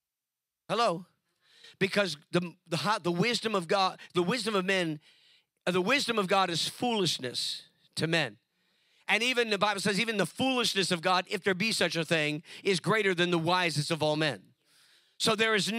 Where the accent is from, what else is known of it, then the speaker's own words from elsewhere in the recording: California, United States; California, my home state